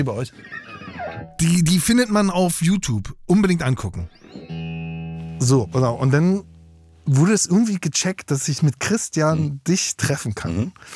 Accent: Berlin, Germany; also born or lived in Mecklenburg-Vorpommern / Güstrow; Und zwar hab ich aufgewachsen in Berlin und in Mecklenburg-Vorpommern.

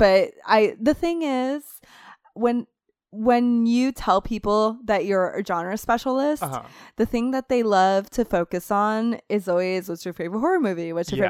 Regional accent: Puerto Rico; also born or lived in Florida; Clinton says that, but Clinton doesn't remember that I'm from a tropical area.

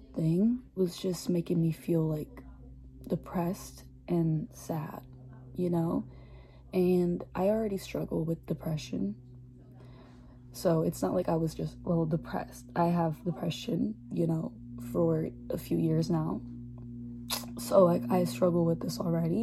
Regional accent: Philadelphia, Pennsylvania, United States; I was born in Philly, raised in Philly.

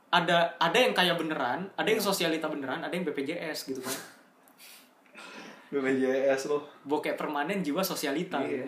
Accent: Indonesia; gue orang Indo pokoknya

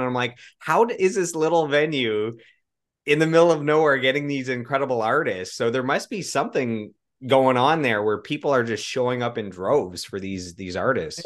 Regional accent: Russell, Ontario, Canada; I grew up in Russell, Ontario, so about thirty minutes outside of Ottawa

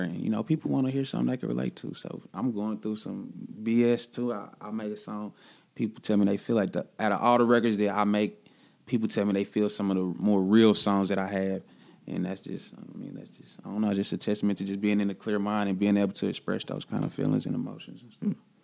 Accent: Kansas City, Missouri, United States; I'm really from the city, like, really born at Truman, you know, the county hospital, like, really from the city.

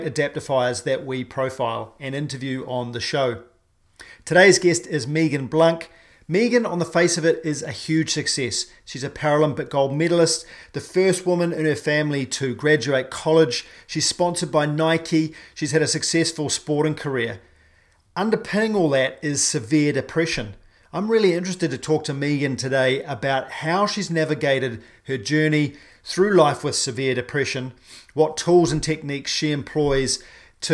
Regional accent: New Zealand; I'm a paraplegic from New Zealand

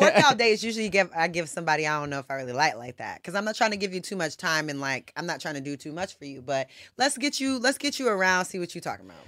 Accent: Conyers, Georgia, United States; I'm from Georgia. I'm from the South

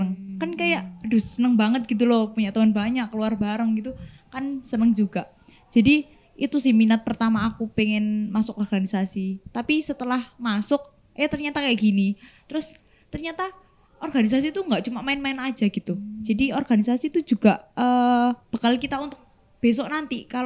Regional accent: Surabaya, East Java, Indonesia; aku kan dari Surabaya ya kak ya.

